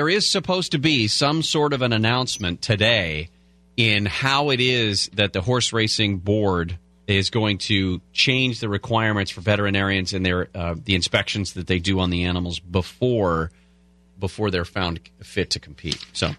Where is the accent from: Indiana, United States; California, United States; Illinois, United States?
California, United States; Bay Area; because I grew up in the Bay Area like you did.